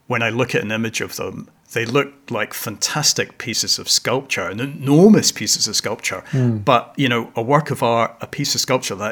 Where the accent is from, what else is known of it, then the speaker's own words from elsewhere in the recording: Hong Kong; now in Glasgow, United Kingdom; I was brought up in Hong Kong